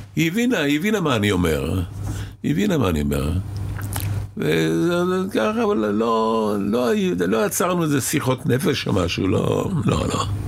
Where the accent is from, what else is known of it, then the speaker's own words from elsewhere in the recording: Israel; also born or lived in Cairo, Egypt; הייתי בשני קיבוצים, כי כשהייתי ילד חוץ בעין הים, עין כרמל